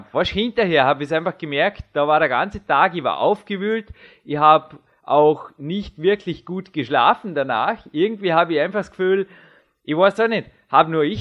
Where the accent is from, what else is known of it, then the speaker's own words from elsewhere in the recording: Austria; sagt man bei uns in Österreich.